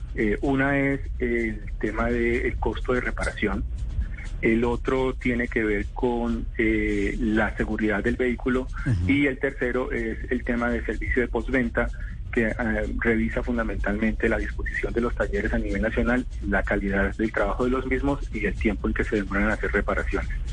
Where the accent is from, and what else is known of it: Colombia